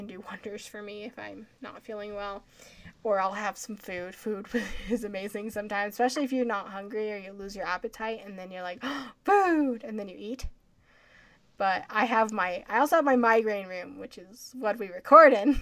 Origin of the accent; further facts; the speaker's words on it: Colorado, United States; I'm from Colorado where we have a lot of, you know, the air's thinner here